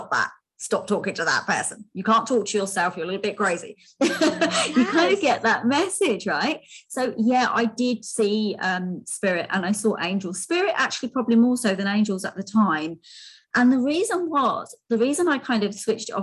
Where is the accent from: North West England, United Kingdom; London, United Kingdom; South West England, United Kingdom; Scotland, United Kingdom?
London, United Kingdom; I was born in London, so I was born in London. I was born quite sickly, so there's quite a big hospital in London called Westminster, and I spent a lot of my early childhood there